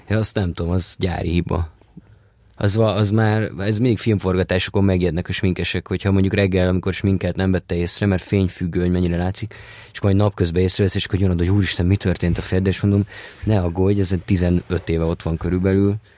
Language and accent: Hungarian; Budapest, Hungary; Én Budapesten születtem, a harmadik kerületben éltünk, amíg a családi fészekben, addig éltem, addig végig a harmadik kerületben